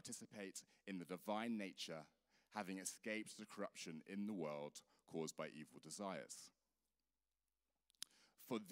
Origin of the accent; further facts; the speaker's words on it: Weston-super-Mare, South West England, United Kingdom; also born or lived in London; I stayed in London until I was 8, and I moved to Weston-super-Mare